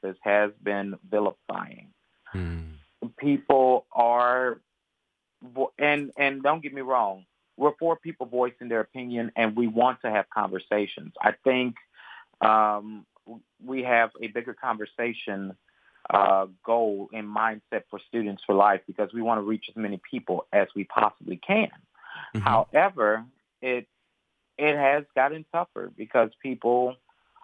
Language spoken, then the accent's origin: English; Mississippi, United States; also born or lived in New Orleans, Louisiana; I was born in New Orleans, raised in Mississippi, educated in Mississippi College.